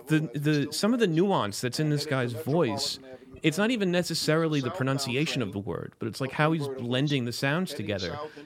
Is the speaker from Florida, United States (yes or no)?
yes; Florida, United States; I'm from South Florida. I shouldn't sound like this